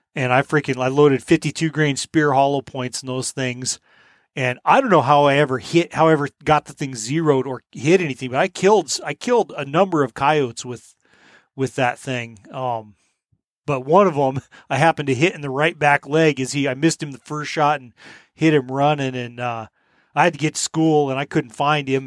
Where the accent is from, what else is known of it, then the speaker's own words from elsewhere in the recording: Colorado, United States; when I grew up coyote hunting in Colorado